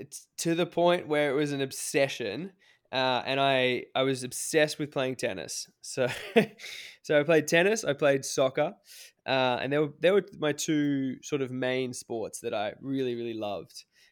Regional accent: Cairns, Queensland, Australia; I grew up in Cairns in Far North Queensland.

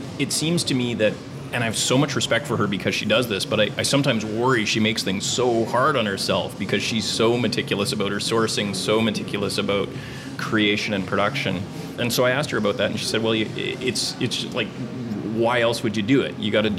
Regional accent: Gibsons, British Columbia, Canada; just down the coast in my hometown of Gibson's

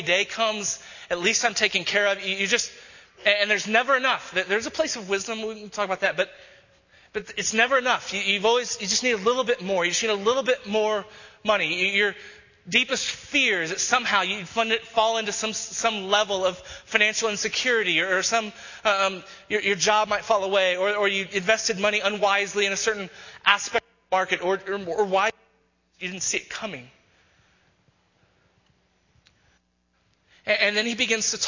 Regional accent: Texas, United States; now in Denver, United States; who I grew up with in Texas

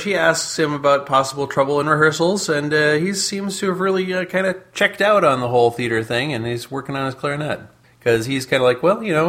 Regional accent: United States; I'm a dumb American, but I'm an American anyway.

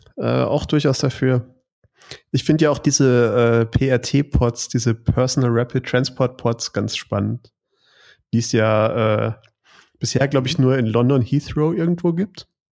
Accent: Stuttgart, Baden-Württemberg, Germany; als Stuttgarter

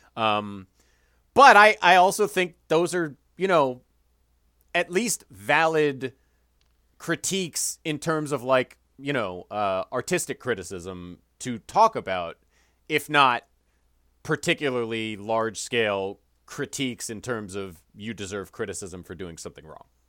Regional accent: Chicago, Illinois, United States; the Chicagoland area growing up in the Midwest

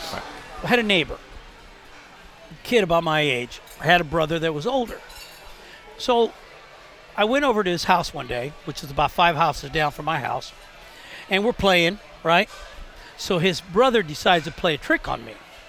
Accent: Tampa, Florida, United States; born or raised there

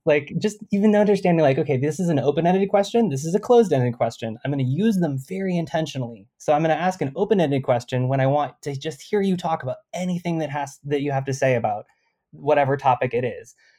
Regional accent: California, United States; I'm Californian

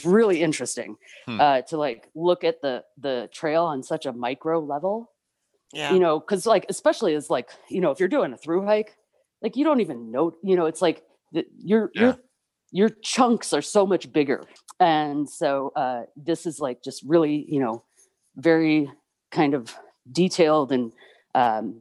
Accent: Chicago suburbs, Illinois, United States; moved away as an adult; now in Arizona, United States; I grew up in the Chicago suburbs

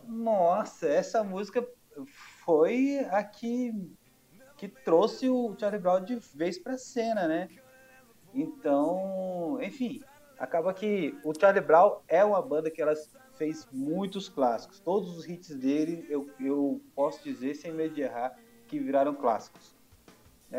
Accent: Minas Gerais, Brazil; sou mineiro, nascido e criado em Minas

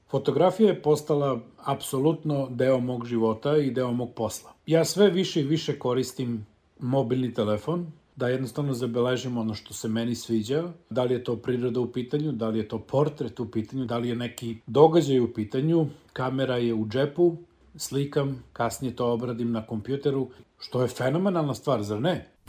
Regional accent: Aleksinac, Serbia; moved away as an adult; also born or lived in New Zealand / Niš; ja sam rođen u Aleksincu. Odrastao sam na Lesinačkom rudniku u velikoj porodici dedom Jovanom i nanom Milicom, mog deda su zvali Jole Crnogorac. Crnogorska familija koja je došla u Aleksinac

